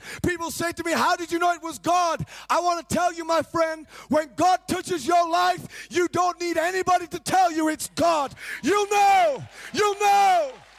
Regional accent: Cambridge, East of England, United Kingdom; now in Rotherham, United Kingdom; And I came from Cambridge, from the south, and I traveled to the Sheffield where I live, actually in Rotherham.

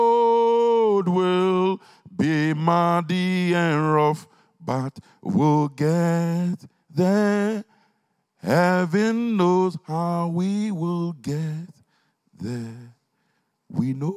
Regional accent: Ghana; now in Stevenage, United Kingdom; When we were growing up in Ghana in those days

